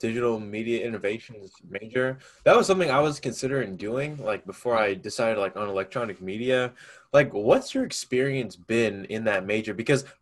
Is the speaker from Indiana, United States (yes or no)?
no; Round Rock, Texas, United States; I'm originally from Round Rock. That's where I live. Oh. That's where I went to high school